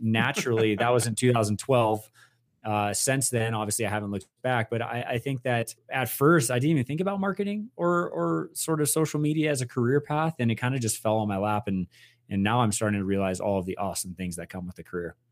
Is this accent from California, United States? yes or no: yes; Westlake Village, California, United States; I am from Westlake Village, California